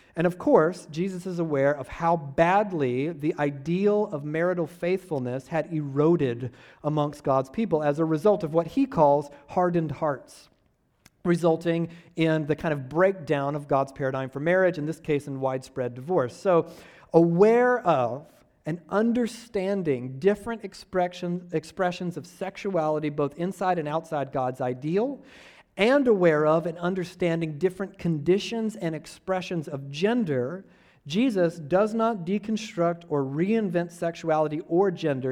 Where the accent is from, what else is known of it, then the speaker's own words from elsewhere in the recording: Georgia, United States; I'm from Georgia